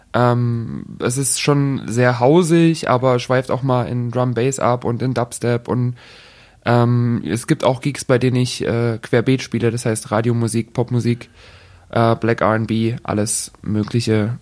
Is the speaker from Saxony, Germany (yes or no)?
yes; Dresden, Saxony, Germany; Ich bin in Dresden geboren, genau. Ich habe mein ganzes Leben hier gewohnt